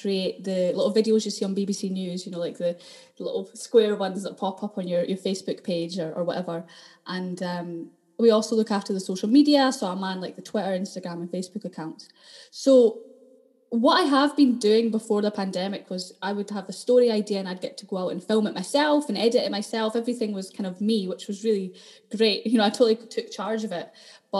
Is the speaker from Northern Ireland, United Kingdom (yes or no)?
no; Dundee, Scotland, United Kingdom; accent: Dundonian; Yeah, well, I lived in Dundee, so I grew up completely in Dundee. I don't know if you can hear it in the accent, it's kind of going, but I'm still quite Dundonian.